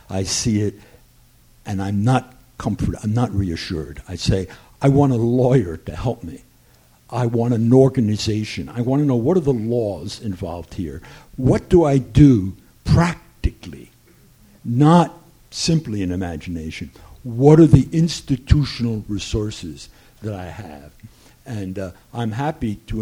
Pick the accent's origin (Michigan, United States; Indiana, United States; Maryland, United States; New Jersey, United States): New Jersey, United States; I grew up in New Jersey near Fort Monmouth